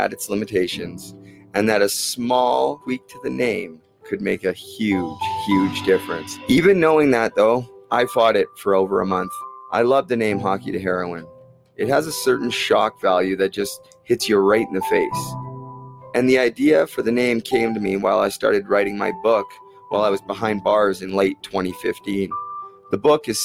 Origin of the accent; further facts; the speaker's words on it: Port Coquitlam, British Columbia, Canada; When I was 8 years old in my hometown of Port Coquitlam, we got our very own indoor hockey training center